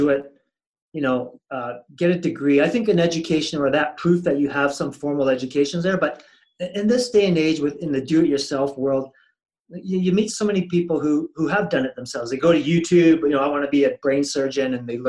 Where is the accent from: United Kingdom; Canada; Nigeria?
Canada; New Westminster, British Columbia; now in Calgary, Canada; I'm originally from BC. So I'm a New Westminster born and bred kid. I grew up